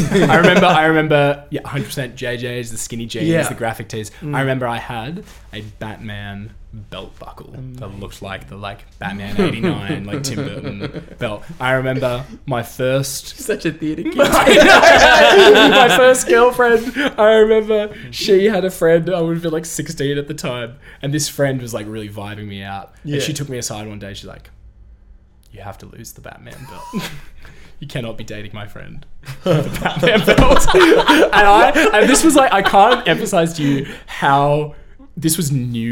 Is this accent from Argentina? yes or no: no; Australia; growing up in Australia